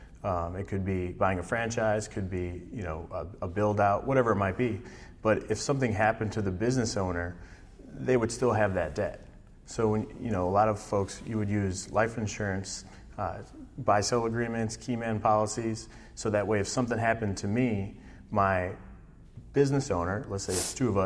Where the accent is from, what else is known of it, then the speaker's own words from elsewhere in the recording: Wisconsin, United States; moved away as an adult; also born or lived in Chicago; now in Dallas, United States; I was raised in Wisconsin. I moved to Chicago when I was 18